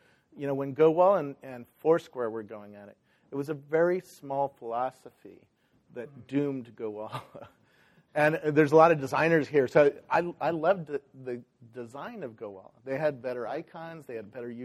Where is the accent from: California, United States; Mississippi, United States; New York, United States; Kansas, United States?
California, United States; Silicon Valley; I grew up here in Silicon Valley